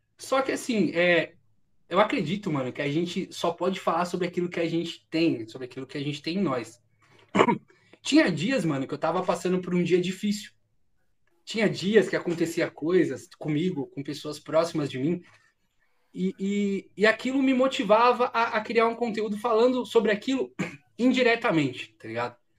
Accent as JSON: {"language": "Portuguese", "town": "Diadema", "region": "São Paulo", "country": "Brazil", "tie": "born or raised there", "also_born_or_lived": "São Bernardo do Campo", "moved": "as an adult", "lives_now": "interior of São Paulo, Brazil", "said": "Eu cresci em Diadema. Posso dizer que a minha infância, a maior parte da minha infância foi vivida lá"}